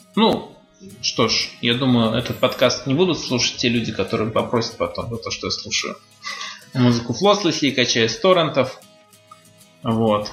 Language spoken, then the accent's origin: Russian; Ukraine; moved away as an adult; also born or lived in Tajikistan; now in Russia; 10 лет я прожил в Украине, где получил, кстати, золотую медаль.